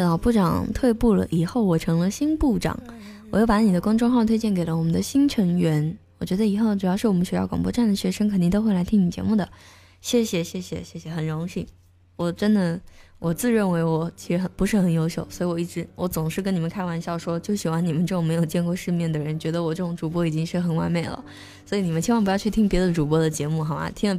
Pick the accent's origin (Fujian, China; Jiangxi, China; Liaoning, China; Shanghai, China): Fujian, China; accent: southern; 我的普通话在福建人里面算很标准了。